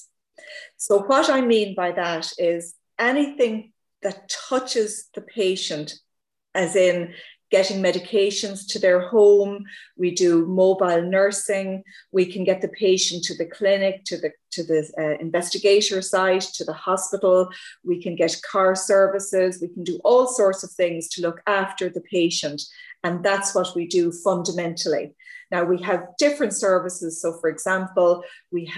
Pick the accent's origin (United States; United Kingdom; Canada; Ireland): Ireland; accent: Irish; with the accent, I'm Irish.